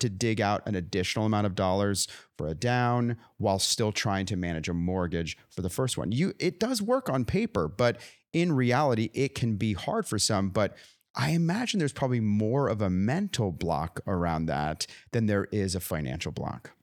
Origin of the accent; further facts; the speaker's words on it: California, United States; moved away; I grew up in California.